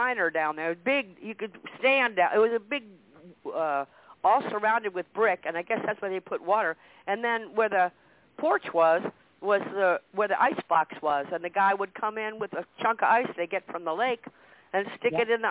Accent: Washington, District of Columbia, United States; moved away as an adult; also born or lived in Minnesota; now in Maine, United States; we grew up in Washington, D.C.

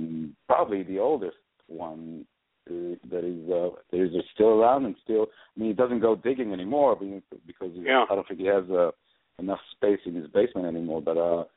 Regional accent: Israel; moved away as an adult; now in New York, United States; I'm originally from Israel. And when I came to New York, when I moved to New York in 2008

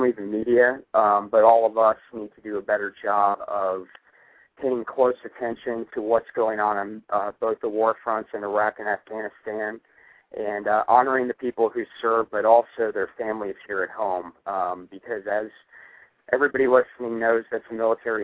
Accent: Northern Virginia, United States; I grew up in the Northern Virginia area

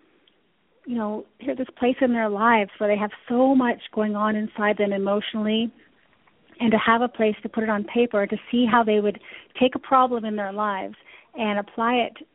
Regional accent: London, Ontario, Canada; moved away; also born or lived in Toronto; I grew up in Canada. I'm from London, Ontario.

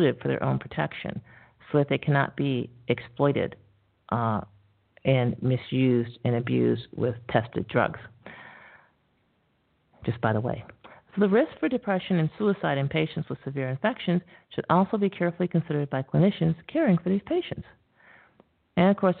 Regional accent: Syracuse, New York, United States; I'm from Syracuse, New York

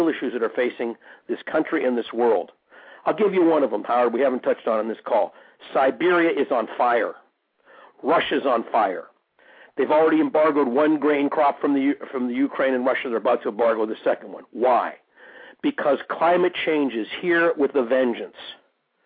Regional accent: Canada; I'm born in Canada, I'm a Canadian myself

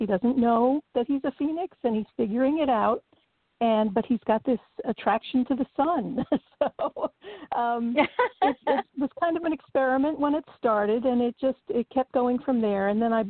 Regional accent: New York, United States; I'm from New York, of course, but I've done a lot of traveling and I've spent time pretty much all over the U.S.

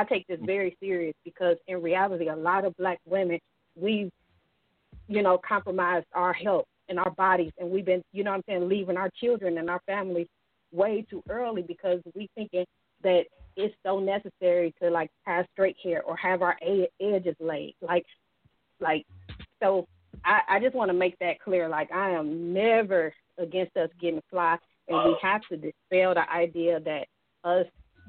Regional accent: Detroit, Michigan, United States; Like, I was born and raised in Detroit.

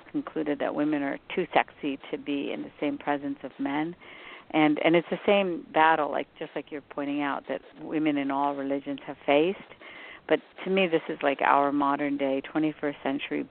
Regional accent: West Virginia, United States; I grew up in West Virginia

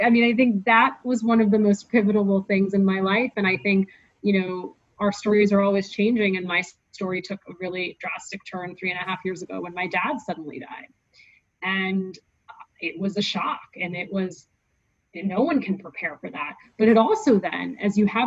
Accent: United States; I'm American.

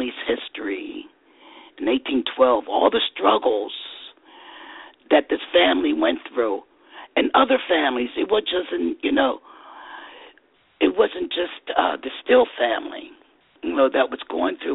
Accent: Camden, New Jersey, United States; I grew up in Camden, Centerville

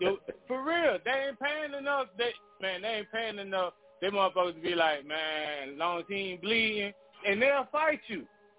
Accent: New York, United States; Yeah, I was going to say, because I'm from New York, and when you ride them subways, it's just like any other city.

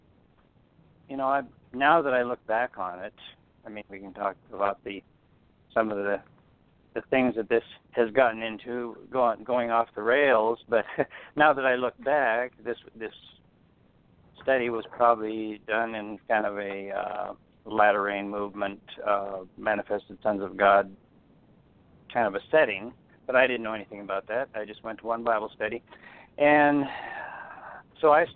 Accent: close to Great Falls, Montana, United States; I I grew up out here in Montana, close to Great Falls, in a very small town on a farm

